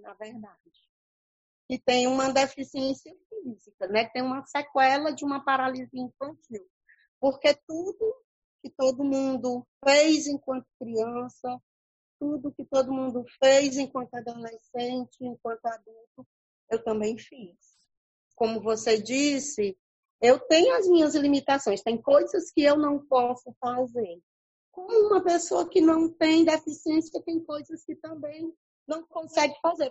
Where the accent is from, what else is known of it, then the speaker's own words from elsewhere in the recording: Paracuru, Ceará, Brazil; É a cidade onde eu nasci, é a cidade onde eu escolhi para morar, é a cidade onde eu criei meus filhos